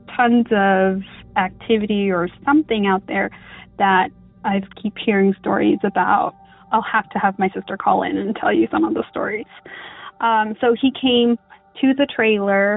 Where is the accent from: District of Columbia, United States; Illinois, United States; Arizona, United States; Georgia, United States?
Arizona, United States; I'm from Arizona on the Navajo Reservation, and we grew up listening and hearing the stories